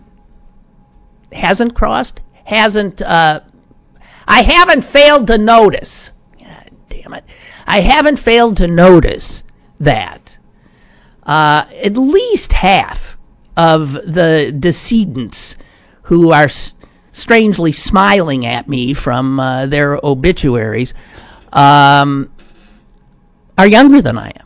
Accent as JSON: {"language": "English", "country": "United States", "said": "the stress of being an American."}